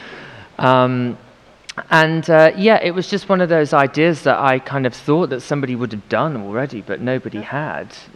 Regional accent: United Kingdom; now in London, United Kingdom; felt very British

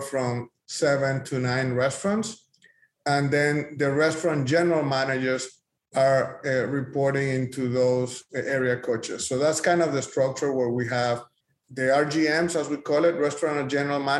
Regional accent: Dominican Republic; moved away as an adult; now in Dallas, United States; I come from the Dominican Republic in the Caribbean, and I came to the US to pursue the American dream over 20 years ago.

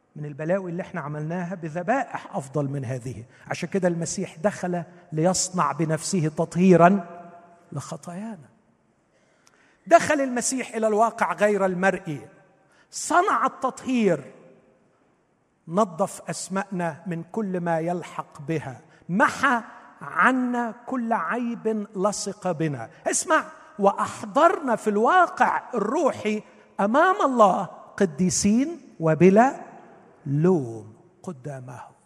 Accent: Egypt

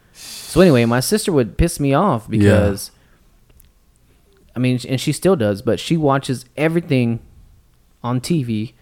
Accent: Texas, United States; we're from Texas

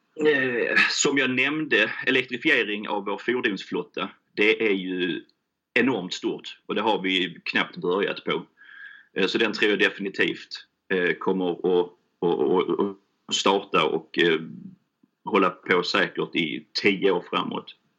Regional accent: Helsingborg, Skåne, Sweden; Jag kommer från Helsingborg, det är därför jag låter som jag gör

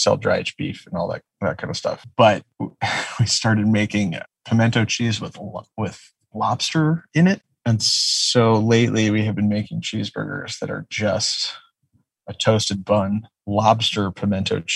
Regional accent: outside of Detroit, Michigan, United States; now in Los Angeles, United States; I grew up outside of Detroit

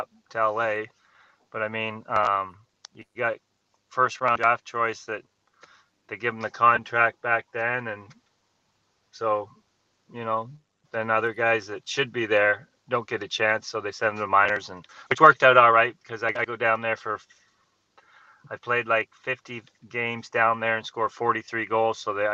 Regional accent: Haliburton, Ontario, Canada; I grew up in Halliburton

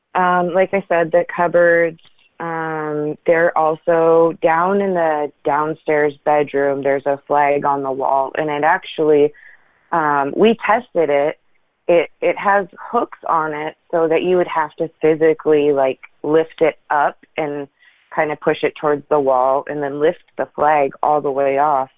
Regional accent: Portland, Oregon, United States; now in Washington, United States; I'm from Portland, Oregon originally

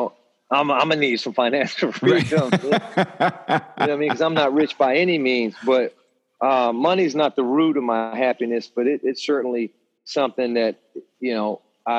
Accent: Hampton, Virginia, United States; where I grew up. I grew up in Hampton

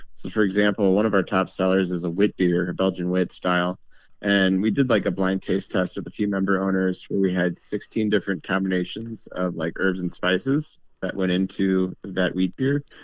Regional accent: St. Louis, Missouri, United States; now in Milwaukee, United States; I'm not from Milwaukee originally. I'm actually from Saint Louis, Missouri.

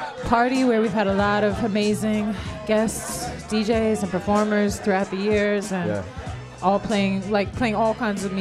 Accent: Arizona, United States; I'm from Arizona, and how did I get into music?

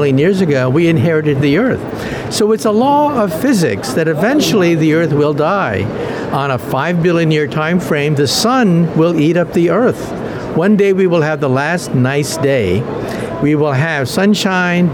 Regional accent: United States; I'm from the United States

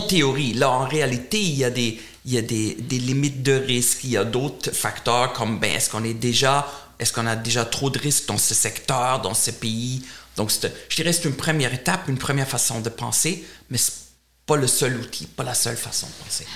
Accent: Germany; accent: German; French is a second language; moved away; j'ai un accent allemand, donc je suis allemand

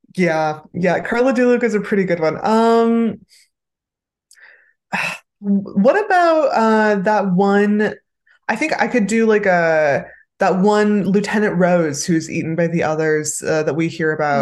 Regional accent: San Pedro, California, United States; also born or lived in Los Angeles; I was born in San Pedro, California

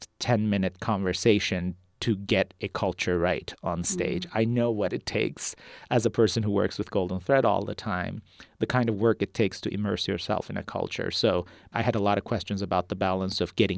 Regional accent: Turkey; now in United States; I was born and raised in Turkey and then moved to the U.S. as an immigrant, so I am very much bilingual.

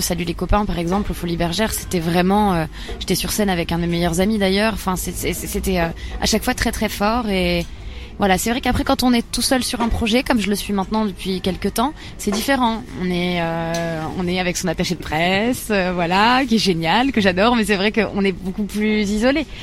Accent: Bar-le-Duc, Grand Est, France; J'ai grandi dans l'est de la France, pas loin de Nancy, à Bar-le-Duc

